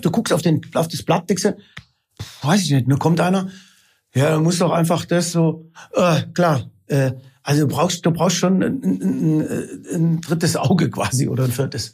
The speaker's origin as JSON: {"language": "German", "town": "Isny", "region": "Baden-Württemberg", "country": "Germany", "tie": "born or raised there", "moved": "as an adult", "said": "Ich komme aus Isny im Allgäu, war da 18 Jahre lang und bin also quasi halb Schwabe und halb Italiener"}